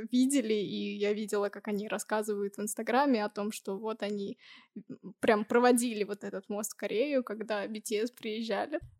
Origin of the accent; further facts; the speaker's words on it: Tashkent, Uzbekistan; moved away; also born or lived in Nizhny Novgorod; Я училась в Ташкенте.